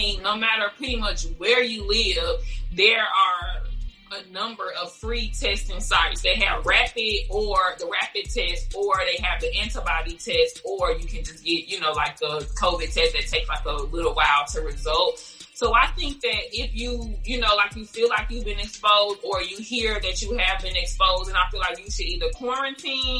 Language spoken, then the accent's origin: English; Chicago, Illinois, United States; moved away as an adult; also born or lived in Louisiana; I lived in Louisiana, which was like totally different because I'm from Chicago